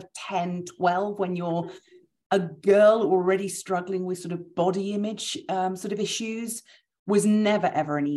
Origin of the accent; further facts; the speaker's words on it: United Kingdom; we're British